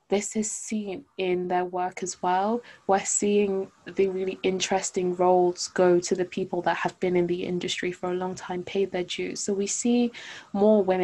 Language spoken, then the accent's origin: English; London, United Kingdom; I grew up in London.